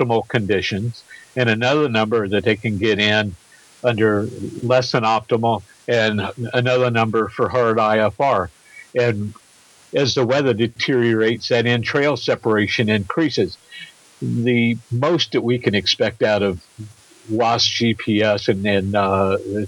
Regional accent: across the river from Louisville, Indiana, United States; my hometown is right across the river

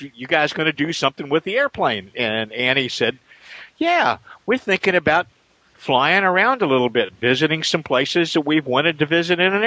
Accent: Indiana, United States; now in Wichita, United States; Indiana, my hometown

